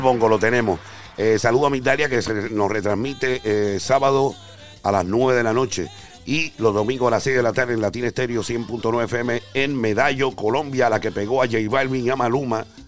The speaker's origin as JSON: {"language": "Spanish", "town": "Carolina", "country": "Puerto Rico", "moved": "yes", "lives_now": "New York, United States", "said": "yo soy el rubio de Carolina, Puerto Rico"}